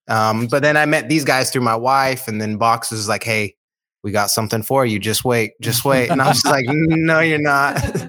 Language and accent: English; Utah, United States; I grew up in Utah snowboarding my whole life.